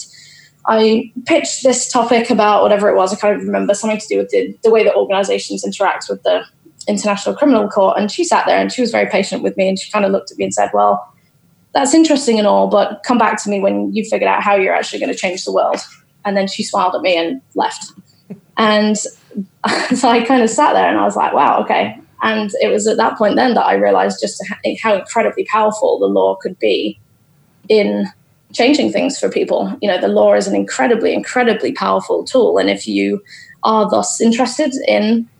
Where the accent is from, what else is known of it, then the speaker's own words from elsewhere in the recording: Boston, East Midlands, United Kingdom; moved away as an adult; also born or lived in London; I'm actually from Boston in Lincolnshire